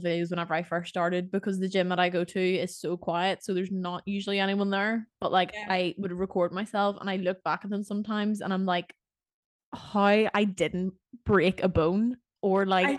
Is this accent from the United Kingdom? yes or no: no; Ireland; So yeah, I'm from Ireland.